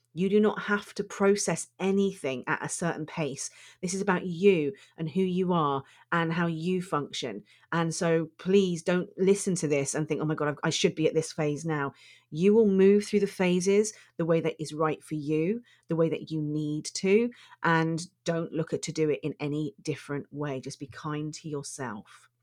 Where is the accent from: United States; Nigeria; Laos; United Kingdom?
United Kingdom; I'm British